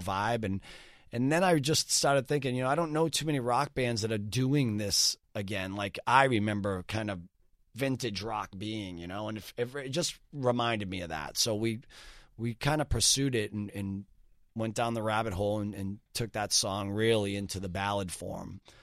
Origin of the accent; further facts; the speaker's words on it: Boston, Massachusetts, United States; born and raised in Boston my entire life.